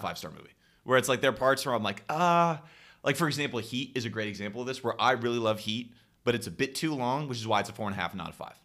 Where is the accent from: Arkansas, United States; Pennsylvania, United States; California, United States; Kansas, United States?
California, United States; Stockton; my hometown